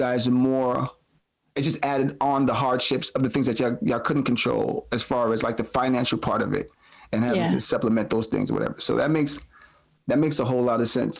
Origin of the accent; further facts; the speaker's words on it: New York City, New York, United States; we come from Brooklyn in the 80s and 90s